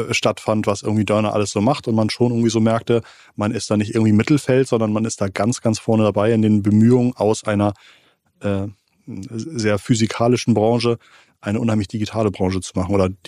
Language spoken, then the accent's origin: German; Hamburg, Germany; als Hamburger kann ich vielleicht einem Münchner nicht so wirklich Wettbewerb machen